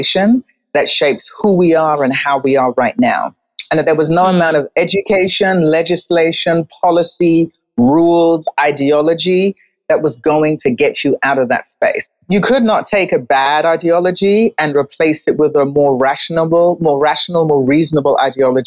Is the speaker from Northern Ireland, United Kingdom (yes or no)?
no; London, United Kingdom; moved away as an adult; also born or lived in New York; now in Accra, Ghana; I was born in London, where I lived and worked as a journalist for a period of years. And then I moved to New York and lived and worked there as a journalist for 8 years before I moved to Accra